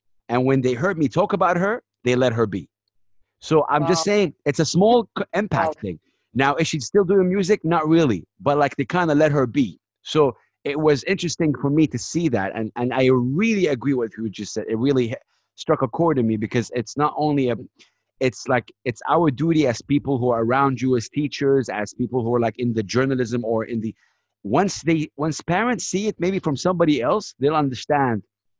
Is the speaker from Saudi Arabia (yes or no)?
yes; Saudi Arabia; I come from Saudi Arabia, one of the most conservative countries in the world.